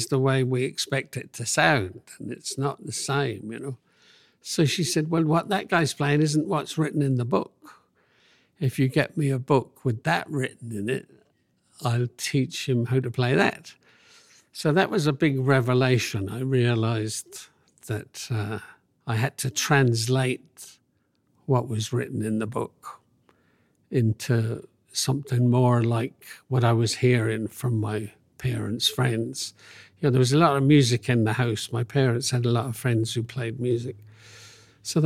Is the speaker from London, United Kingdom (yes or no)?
yes; London, United Kingdom; I grew up in London